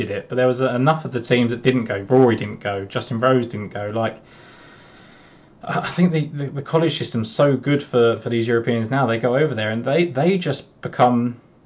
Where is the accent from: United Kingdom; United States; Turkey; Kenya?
United Kingdom; England; I'm English.